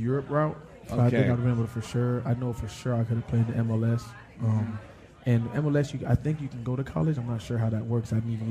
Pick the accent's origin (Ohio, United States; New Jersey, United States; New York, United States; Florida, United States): Florida, United States; And football, growing up in Florida, that became my first love.